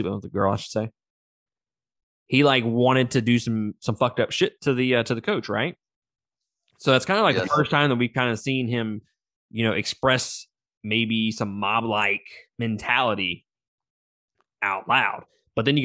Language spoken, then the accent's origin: English; Mississippi, United States; I'm from fucking Mississippi